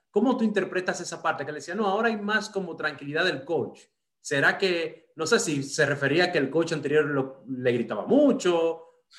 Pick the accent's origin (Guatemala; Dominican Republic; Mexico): Dominican Republic; moved away; me crié en República Dominicana